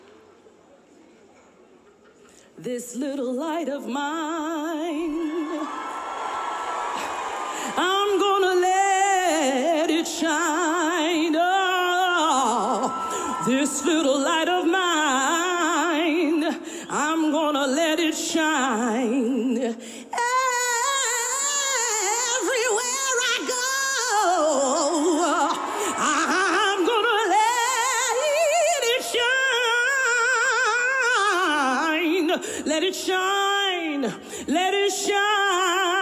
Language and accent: English; United States; I'm American